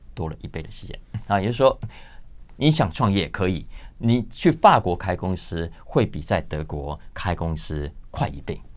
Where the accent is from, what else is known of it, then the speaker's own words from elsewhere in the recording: Taiwan; 我们在台湾所有在压力中求学长大的